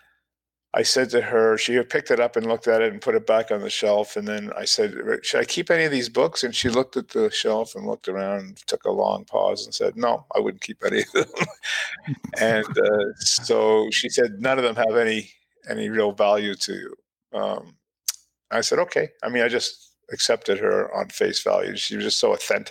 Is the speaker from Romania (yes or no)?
no; Ottawa, Ontario, Canada; also born or lived in Toronto / London, Ontario; I grew up in Canada. I was born in Ottawa